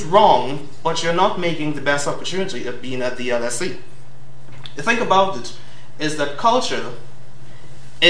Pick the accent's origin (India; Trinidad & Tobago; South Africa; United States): Trinidad & Tobago; moved away as an adult; now in London, United Kingdom; Being from Trinidad, I come with a wonderful accent